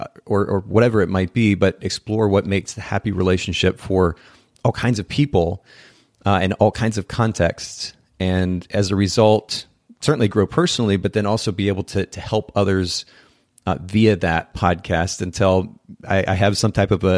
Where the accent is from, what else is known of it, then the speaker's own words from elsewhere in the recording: Japan; now in United States; I grew up in Japan as a missionary's kid and spent about 10 years there.